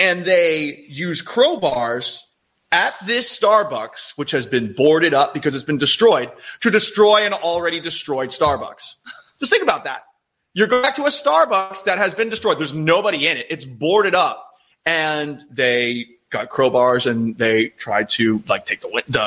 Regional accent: Boston, Massachusetts, United States; now in Seattle, United States; I'm someone from Boston originally.

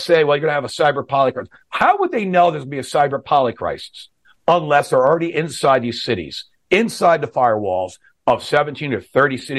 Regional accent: New York, United States; moved away; I lived in New York, Manhattan for 30 years.

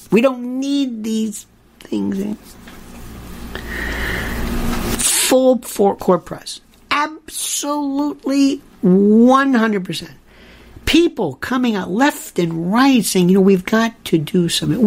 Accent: Florida, United States; Growing up in Florida

